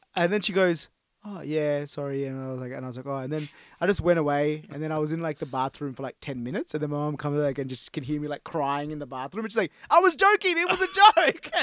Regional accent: Australia; growing up as a Australian Sri Lankan

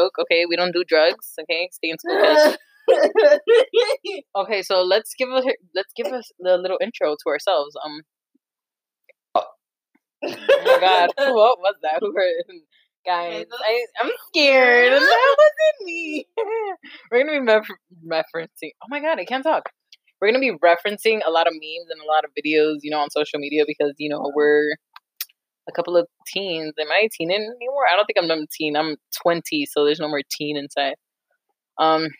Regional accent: New Jersey, United States; we're Jersey girls. We were born, grew up, raised in Jersey.

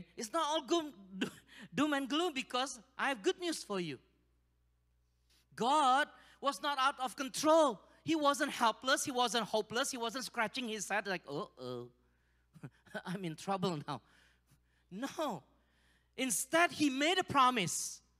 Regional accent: Kirkland, Washington, United States; now in Indonesia; It's different from Seattle. You know, I came from Kirkland. I can map it.

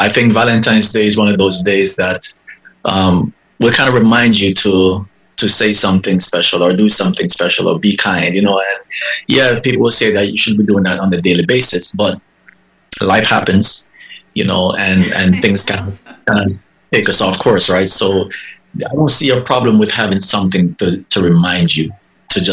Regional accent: Jamaica; now in Miami, United States; I hail from Jamaica. I currently live in Miami, but I've been living here about 31 years, about 32 years

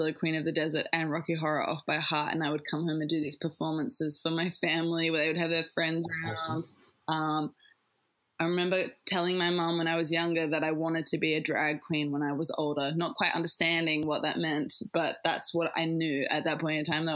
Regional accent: Tasmania, Australia; moved away as an adult; now in Adelaide, Australia; I'm from Tassie. I grew up in Tassie

